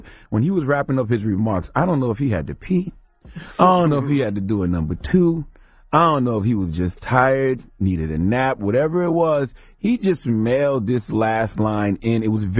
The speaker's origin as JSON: {"language": "English", "region": "South Carolina", "country": "United States", "tie": "born or raised there", "said": "The primaries are happening in my home state of South Carolina."}